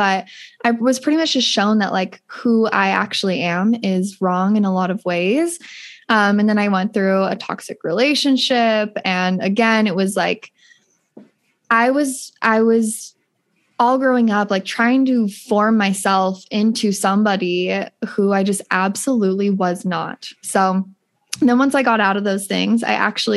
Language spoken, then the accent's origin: English; Utah, United States; I grew up in Utah